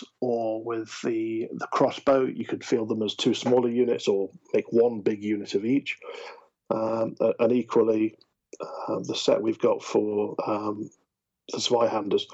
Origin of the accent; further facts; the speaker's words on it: United Kingdom; We are British after all